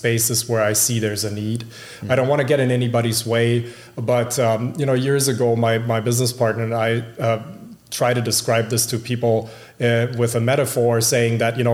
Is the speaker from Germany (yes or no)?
yes; Germany; moved away as an adult; now in Minneapolis, United States; So I grew up in Germany. I've been here about 20 years. I came here in my late 20s.